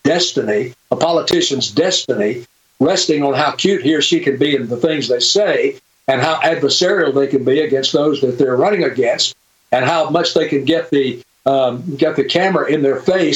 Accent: Birmingham, Alabama, United States; I grew up in Birmingham, Alabama.

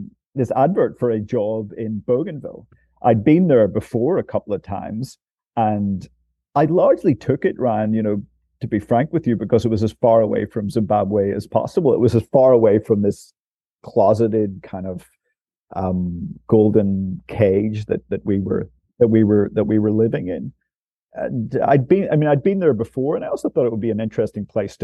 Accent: Northern Ireland, United Kingdom; moved away as an adult; also born or lived in Timor-Leste; being from Northern Ireland myself, and being having that sort of character of having grown up in during the 80s and the 90s

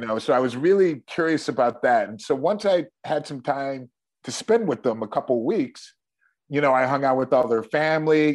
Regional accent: Shaker Heights, Ohio, United States; also born or lived in Cleveland; I was born in Cleveland and my parents moved to the suburbs of Cleveland an area uh-huh. called Shaker Heights

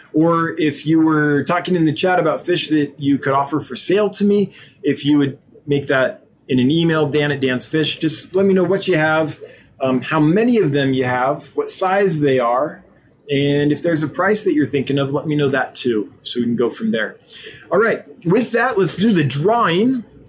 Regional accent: California, United States; now in Wyoming, United States; tiny town in the middle of kind of nowhere, Wyoming. There aren't a lot of fish keepers here. And I come from Southern California where you had like 5 or 6 fish clubs.

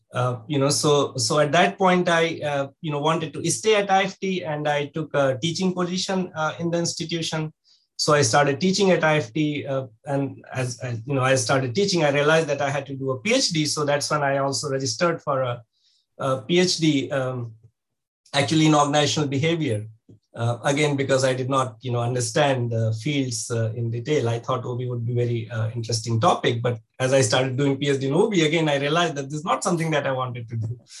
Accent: India; moved away; growing up in India

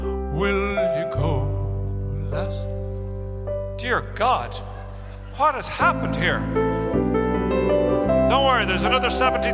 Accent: Ireland; now in United States; We as Irish feel very connected to this because I suppose we know what it's like to be an occupied country

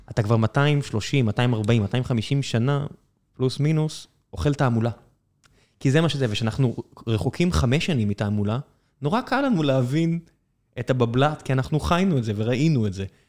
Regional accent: Beersheba, Southern District, Israel; also born or lived in kibbutzim; גדלתי בבאר שבע

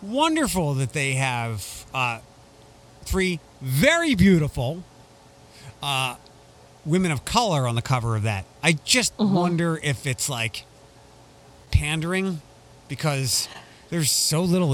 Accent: Toledo, Ohio, United States; my hometown

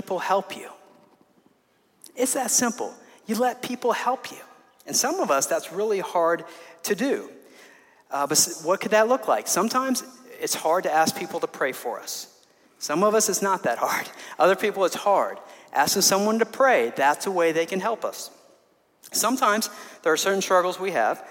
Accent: 12 miles from Champaign, Illinois, United States; that's 12 miles away from my hometown

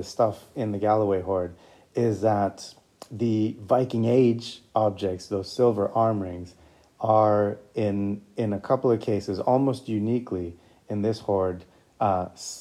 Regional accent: Puerto Rico; now in Scotland, United Kingdom; I'm also a migrant. I was born in Puerto Rico.

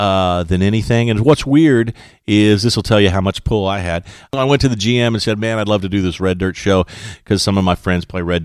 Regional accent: Stillwater, Oklahoma, United States; growing up in Stillwater.

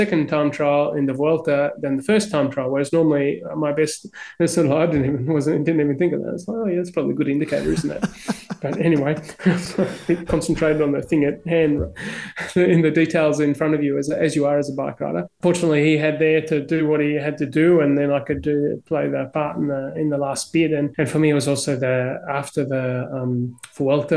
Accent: Melbourne, Victoria, Australia; also born or lived in Barunga, Northern Territory, Australia; we're both from Melbourne

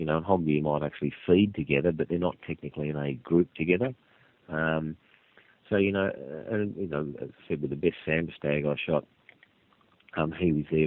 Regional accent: Tasmania, Australia; when I was growing up in Tassie

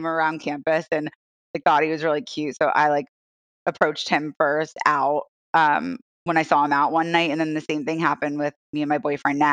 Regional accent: Connecticut, United States; moved away as an adult; now in Philadelphia, United States; Ashley and I know each other from way back in elementary school in Connecticut together.

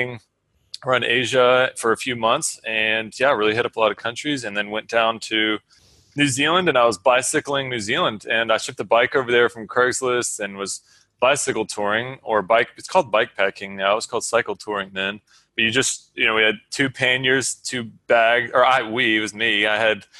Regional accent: Georgia, United States; growing up in Georgia, I'd been exposed to the beginning of the Appalachian Trail

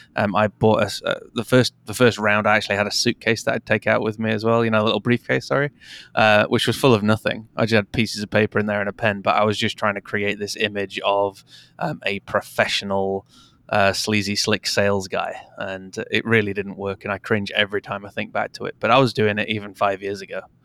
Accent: United Kingdom; also born or lived in Canada; I was four, uh, and have since lived in the U K

